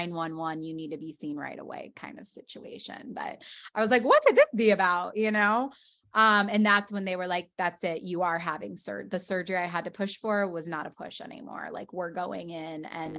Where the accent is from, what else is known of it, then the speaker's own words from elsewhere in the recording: West Coast, United States; now in New York, United States; Like, I'm from the West Coast. Like, I'm used to this weather.